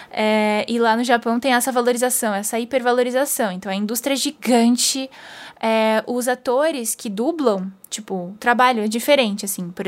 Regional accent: Brazil; que a gente para e que a gente, como brasileiro, independente de onde a gente mora a gente consegue relacionar de alguma forma.

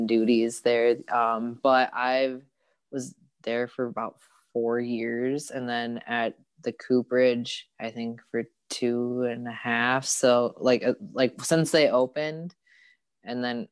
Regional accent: Phoenix, Arizona, United States; moved away as an adult; now in Milwaukee, United States; I'm actually originally from Phoenix, Arizona.

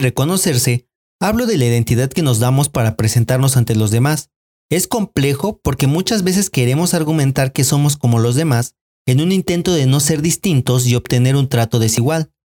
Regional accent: Mexico; la identidad que se nos ha inculcado es la misma que nos ha hecho creer que México es uno y sin matices

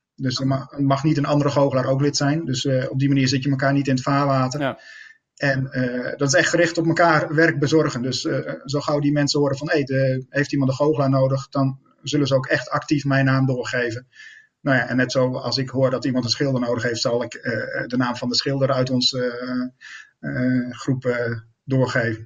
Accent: Netherlands; als Nederlander

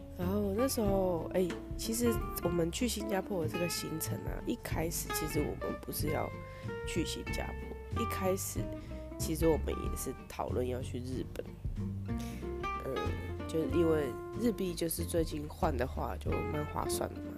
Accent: Taiwan; 我们台湾那边的动物园

